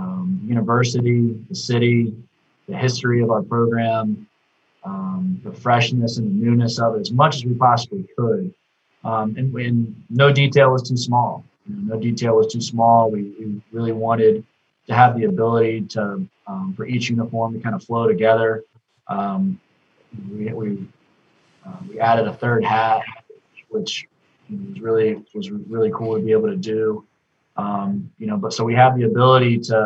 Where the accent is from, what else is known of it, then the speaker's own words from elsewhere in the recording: Charlotte, North Carolina, United States; we're all from Charlotte. So getting to design our hometown college baseball team's uniform